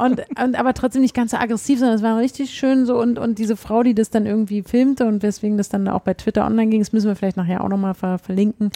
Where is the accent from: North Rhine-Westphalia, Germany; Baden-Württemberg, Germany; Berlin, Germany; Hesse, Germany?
Berlin, Germany; als Berliner